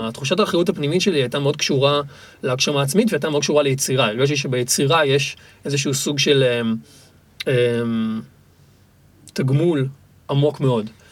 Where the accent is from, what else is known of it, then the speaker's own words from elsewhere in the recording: Tel Aviv, Tel Aviv District, Israel; ילד שנולד בתל אביב וגדל בצורה מאוד אורבנית